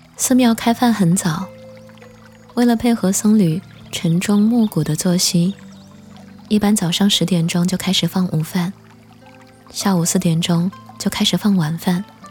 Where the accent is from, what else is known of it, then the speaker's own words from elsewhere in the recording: next to Mount Putuo, Zhejiang, China; 因为我就出生长大在普陀山的边上